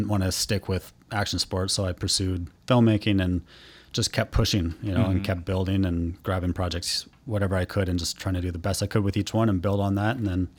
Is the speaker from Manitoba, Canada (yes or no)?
no; Vancouver, British Columbia, Canada; Sure. Yeah, I'm from Vancouver originally.